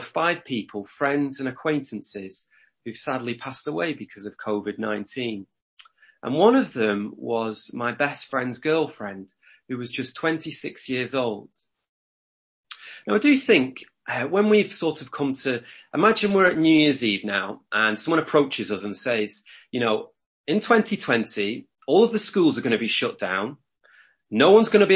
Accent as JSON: {"language": "English", "area": "Lancashire", "region": "North West England", "country": "United Kingdom", "said": "I'm from Lancashire. We like to do things backwards here."}